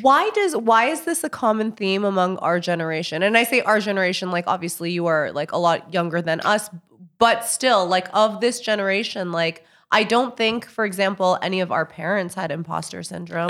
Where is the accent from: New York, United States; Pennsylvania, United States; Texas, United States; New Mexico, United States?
New York, United States; New York City; I'm from New York City